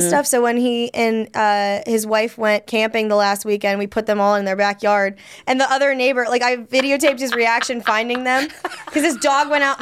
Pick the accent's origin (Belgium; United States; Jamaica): United States; Midwest; moved away; I grew up in the Midwest